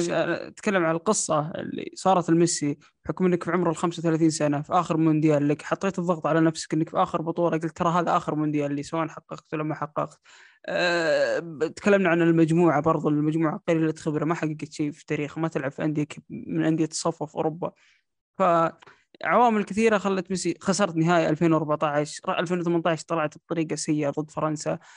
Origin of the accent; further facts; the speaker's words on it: Saudi Arabia; اني انا كسعودي اشوف المباراه تقدم 2-1 على الارجنتين